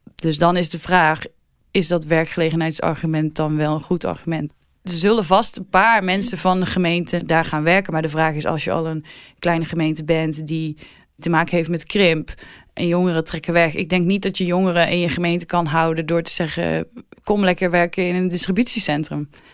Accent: North Brabant, Netherlands; moved away; Ik kom zelf uit Brabant

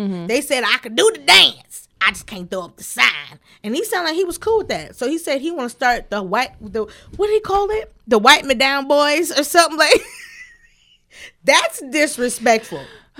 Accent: West Coast, United States; I never knew I would love a song about drive-bys in my life. And I'm from the West Coast.

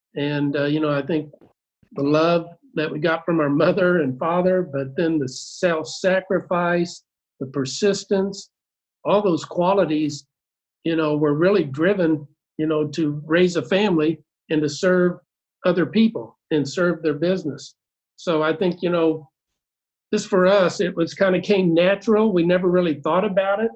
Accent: Cape Girardeau, Missouri, United States; we grew up in uh, Cape Girardeau

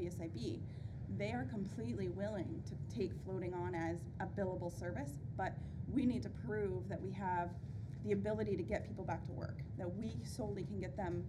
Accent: Ontario, Canada; I'm from Ontario, Canada

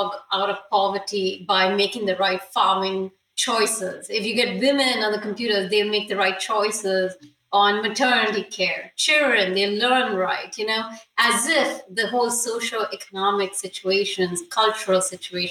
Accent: India; moved away; also born or lived in United States; I'm Indian

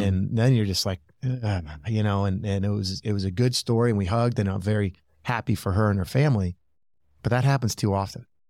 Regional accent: Michigan, United States; growing up in Michigan

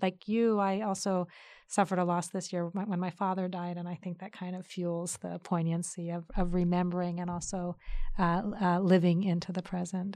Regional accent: United States; I'm an American child

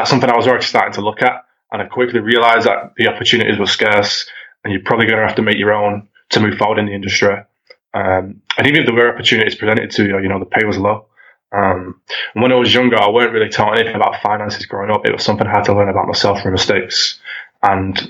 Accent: Manchester, North West England, United Kingdom; also born or lived in Leeds; I'm from Manchester in England.

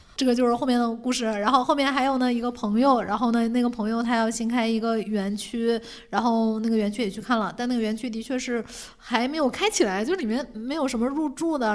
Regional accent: Dandong, Liaoning, China; also born or lived in Shenyang / Beijing; now in Shanghai, China; 我是在沈阳住，然后后来上学其实在丹东嘛

